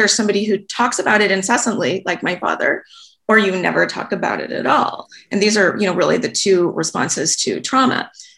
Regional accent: Los Angeles, California, United States; now in Vancouver, Canada; A woman who's a parent at my son's school in Los Angeles, I'm in Vancouver now, but we're from Los Angeles.

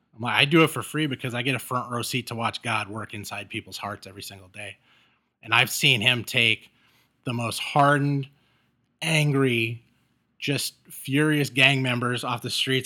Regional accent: Los Angeles, California, United States; now in Chicago area, United States; when I was growing up in L

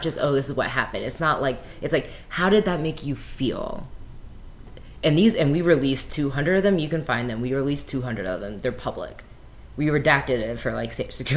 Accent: Gwinnett County, Georgia, United States; I grew up in Gwinnett County, which is one of the most diverse counties in the state

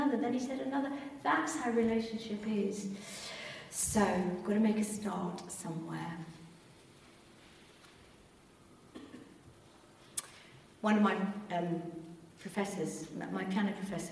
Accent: England, United Kingdom; We're very English

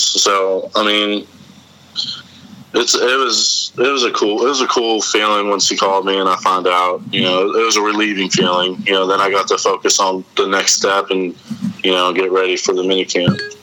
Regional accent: Reynoldsville, Pennsylvania, United States; also born or lived in DuBois, Pennsylvania; I grew up in uh, Reynoldsville

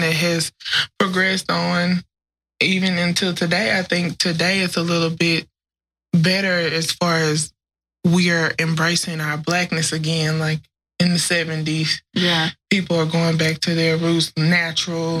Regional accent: Grambling, Louisiana, United States; I grew up in Grambling, which is a college town

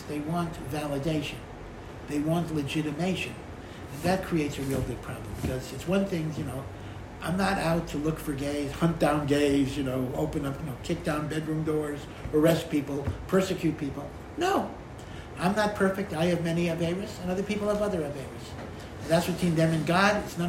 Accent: Hartford, Connecticut, United States; I grew up in Hartford, Connecticut

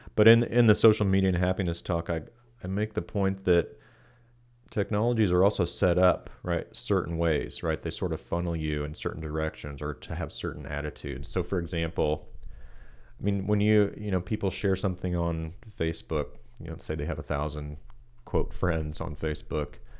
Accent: Kansas City, Kansas, United States; moved away as an adult; also born or lived in Boulder, Colorado; now in Richmond, Kentucky, United States; I uh, grew up in Kansas City on the Kansas side uh, of town. Um, so yeah, my whole life grew up there

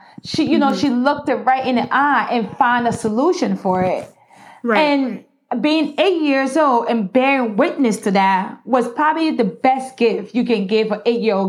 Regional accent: Newark, New Jersey, United States; Growing up in New Jersey, especially in Newark, I had 10,000 mothers.

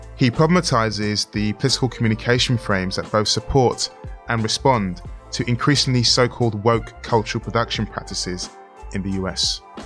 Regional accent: London, United Kingdom; as a young child growing up in Brent in Northwest London

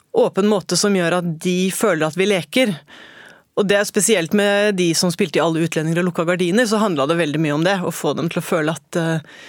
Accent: Oslo, Norway; jeg har vokst opp på Holmlia. Mm. Og jeg bor på på østkanten i Oslo.

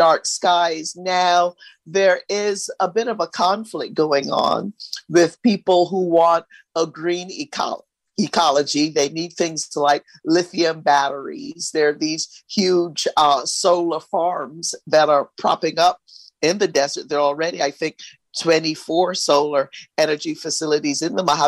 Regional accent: Barbados; also born or lived in Los Angeles, United States; now in United States; I grew up in Barbados in a small village

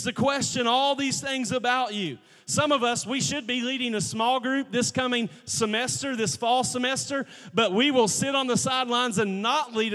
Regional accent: United States; We had kids in my holler. Yeah, I said holler. I'm from Logan County. We had a holler

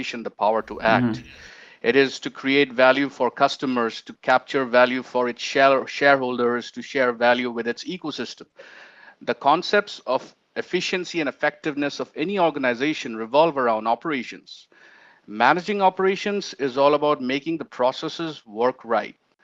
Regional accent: Guwahati, Assam, India; now in New Delhi, India; I'm from India, currently residing in New Delhi, but I originally belong from a city called Guwahati, northeastern region of India

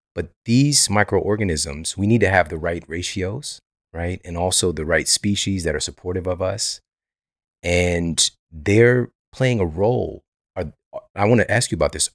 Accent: Ferguson, Missouri, United States; also born or lived in Florissant, Missouri; I'm from Ferguson. The, the majority of my years on planet Earth, I've lived in Ferguson and Florissant, Missouri

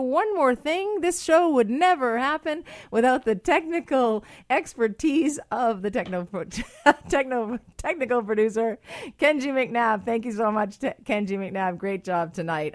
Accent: Ireland; now in Canada; I'm Irish

